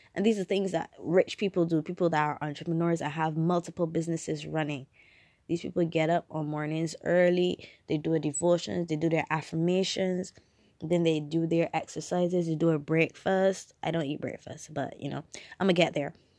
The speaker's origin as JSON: {"language": "English", "country": "Barbados", "said": "I'm from Barbados, um, we have primary school, secondary school, then tertiary education"}